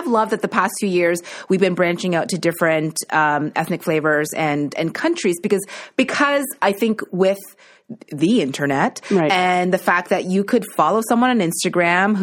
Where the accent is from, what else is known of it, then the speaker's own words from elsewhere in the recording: East Coast, Atlantic Canada, Canada; moved away; I'm also from the East Coast where like Dulce is sold in like every you know, corner store